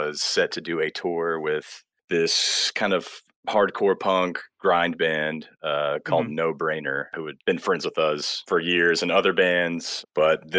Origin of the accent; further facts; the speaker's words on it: Birmingham, Alabama, United States; moved away; also born or lived in Southeastern United States; I'm from Birmingham, Alabama, but have lived all around the Southeast